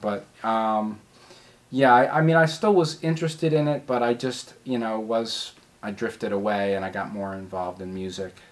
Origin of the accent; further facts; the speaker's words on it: Philadelphia, Pennsylvania, United States; also born or lived in Washington, District of Columbia, United States; I was born in West Philadelphia at uh, Hospital University, Pennsylvania